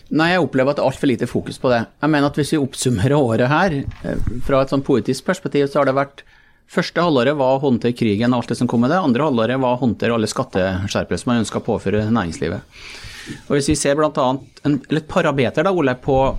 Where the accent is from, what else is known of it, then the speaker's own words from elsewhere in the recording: Malm, Trøndelag, Norway; jeg vokste opp eh, i Malm